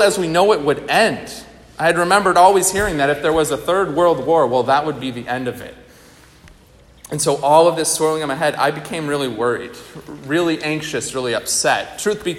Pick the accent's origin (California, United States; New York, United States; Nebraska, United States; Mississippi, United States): New York, United States; outside of Albany; I grew up outside of Albany, New York.